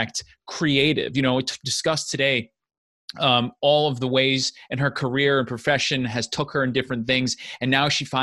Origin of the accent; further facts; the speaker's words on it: United States; moved away as an adult; also born or lived in Ramsey, New Jersey; I'm from Rockland County, Bergen County slash. Grew up in right on the border of both